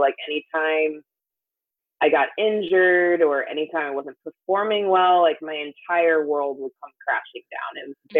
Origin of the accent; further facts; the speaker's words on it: Jamaica; And I'm Jamaican too, so people are like, oh, you're fast, like you're athletic